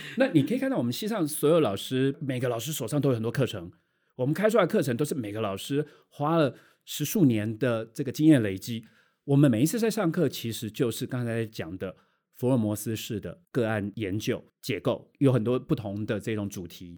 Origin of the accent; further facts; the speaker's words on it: Taiwan; 我们台湾人